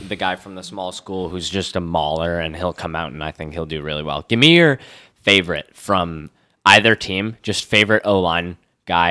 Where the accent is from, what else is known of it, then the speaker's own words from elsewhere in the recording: Connecticut, United States; I'm from Connecticut